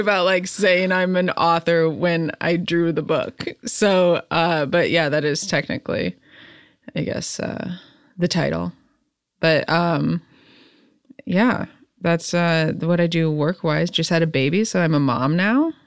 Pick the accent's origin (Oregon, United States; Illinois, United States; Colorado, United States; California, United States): Illinois, United States; central; now in Los Angeles, United States; growing up in the Midwest, I was, like, grew up in more, like, the country, central Illinois.